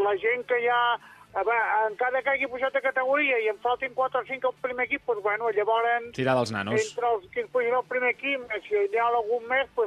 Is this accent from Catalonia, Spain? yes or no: yes; Sabadell, Catalonia, Spain; mira, jo sóc de Sabadell.